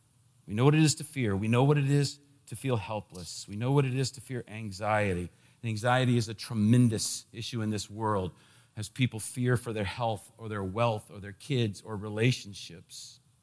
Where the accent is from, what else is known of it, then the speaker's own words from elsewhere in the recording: D.C., Washington, D.C., United States; When I was a kid, growing up in the Washington, D.C. area, they had this program.